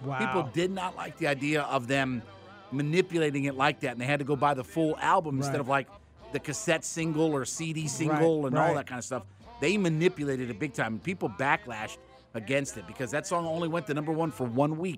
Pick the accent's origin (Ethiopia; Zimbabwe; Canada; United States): United States; Canton, Ohio; He's from my hometown. {S5} Really? {S3} He's another guy from Canton, Ohio. Went to Glen Oak High School.